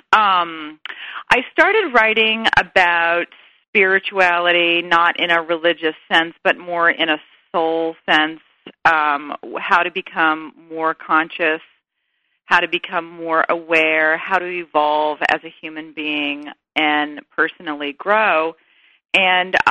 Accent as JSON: {"language": "English", "region": "the South", "country": "United States", "said": "I'm a girl from the South"}